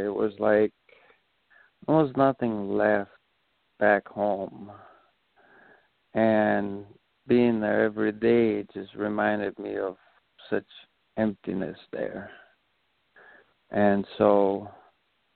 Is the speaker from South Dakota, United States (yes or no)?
yes; Rapid City, South Dakota, United States; also born or lived in Pine Ridge Indian Reservation, South Dakota; now in Chicago, United States; I'm originally from South Dakota. I am Oglala Lakota Sioux. I was raised on the Pine Ridge Indian Reservation and then Rapid City, and then now I'm in the big city of Chicago